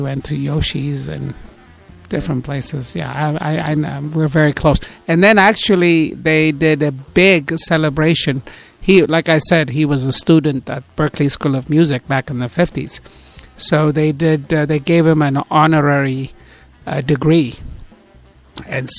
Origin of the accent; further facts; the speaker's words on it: Ethiopia; now in Bay Area, United States; I grew up in Ethiopia and my parents are all from there